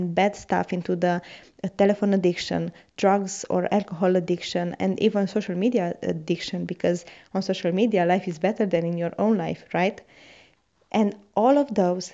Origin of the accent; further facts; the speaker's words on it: Romania; English is a second language; moved away as an adult; now in Rotterdam, Netherlands; When I moved from Romania